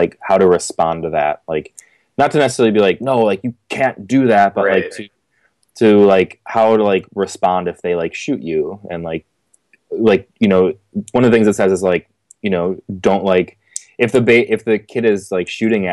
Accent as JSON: {"language": "English", "town": "Glen Ellyn", "region": "Illinois", "country": "United States", "tie": "born or raised there", "said": "I grew up in Glen Ellyn, Illinois."}